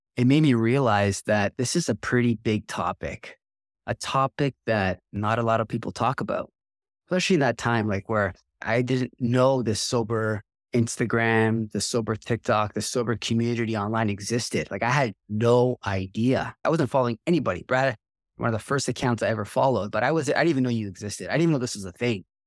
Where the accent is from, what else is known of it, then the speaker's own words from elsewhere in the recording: Toronto, Ontario, Canada; I grew up in Toronto, just north of Toronto